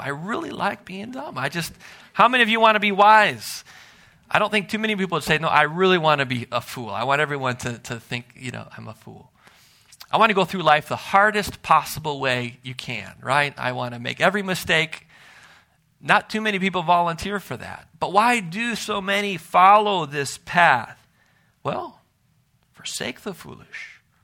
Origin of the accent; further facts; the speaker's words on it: Milwaukee, Wisconsin, United States; growing up in Milwaukee